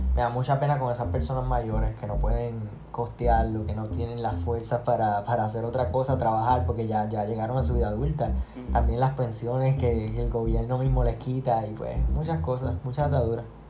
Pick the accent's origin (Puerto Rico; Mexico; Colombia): Puerto Rico; mi pueblo, en Macao